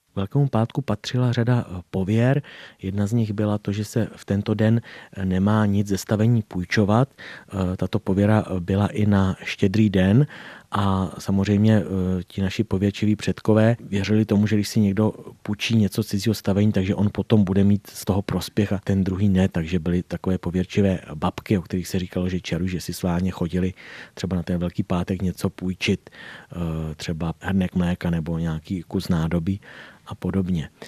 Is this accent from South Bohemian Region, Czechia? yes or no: yes; Doudlebsko, South Bohemian Region, Czechia; u nás na Rudebsku